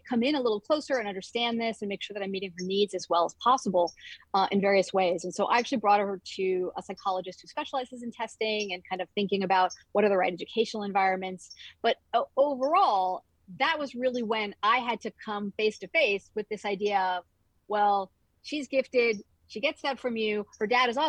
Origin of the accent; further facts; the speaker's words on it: Northeast of the U.S., United States; also born or lived in Northwest of the U.S.; now in Northwest US, United States; I grew up in the Northeast of the U.S. and currently live in the Northwest of the U.S.